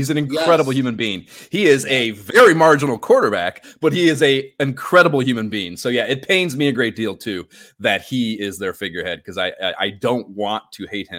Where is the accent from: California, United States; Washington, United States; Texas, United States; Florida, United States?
Florida, United States; Pensacola; born there; I was born in Pensacola, Florida. I hate Miami.